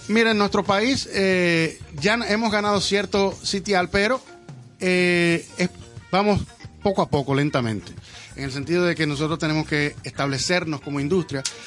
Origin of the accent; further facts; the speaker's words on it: Dominican Republic; yo soy dominicano de aquí.